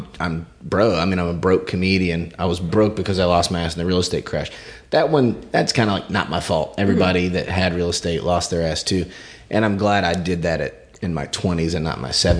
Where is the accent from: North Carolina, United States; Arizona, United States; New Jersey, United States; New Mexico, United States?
North Carolina, United States; Gastonia; also born or lived in Wilmington, North Carolina; I grew up in Gastonia, North Carolina